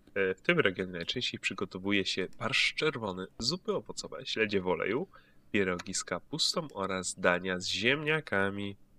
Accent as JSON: {"language": "Polish", "region": "Greater Poland", "country": "Poland", "said": "ja jestem z wielkopolskiego"}